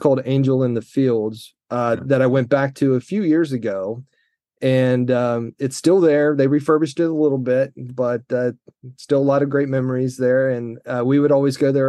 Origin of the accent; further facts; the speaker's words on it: Central Florida, United States; Central Florida kid, never been overseas.